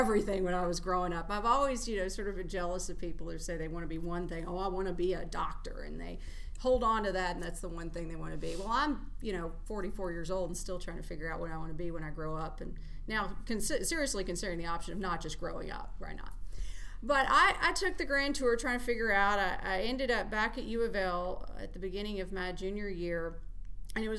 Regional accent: Meade County, Kentucky, United States; I grew up in Meade County, which is about an hour southwest of Louisville

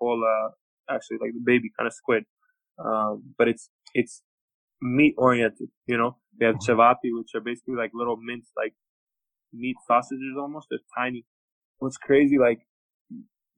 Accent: Toronto, Ontario, Canada; also born or lived in Belgrade, Serbia / United States; I grew up in Toronto

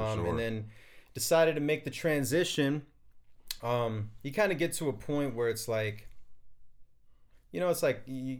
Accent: Arizona, United States; born and raised in Arizona.

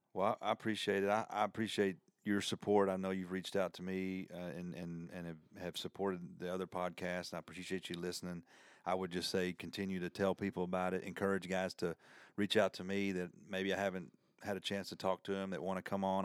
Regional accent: the South, United States; accent: country; my country accent

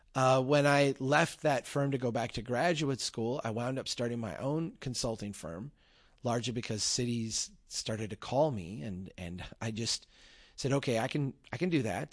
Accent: Brainerd, Minnesota, United States; I gave a talk here in my hometown. Uh, we had Brainerd History Week

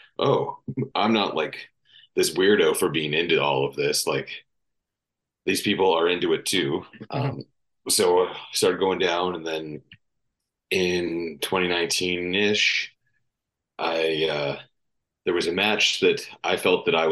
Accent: Vancouver Island, British Columbia, Canada; growing up on Vancouver Island

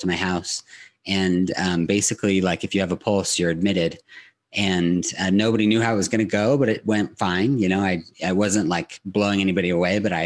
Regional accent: Southern California, United States; now in Utah, United States; I grew up in Southern California

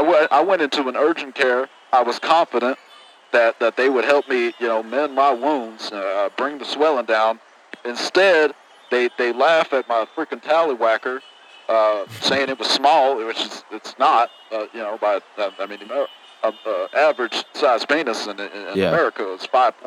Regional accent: Houston, Texas, United States; I'm from Houston. I don't know if I mentioned that.

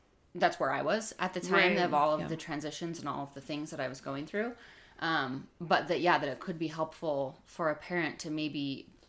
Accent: Stansbury Park, Utah, United States; also born or lived in Lehi, Utah; we grew up in Stansbury Park out in, by Tooele, Utah, small little town

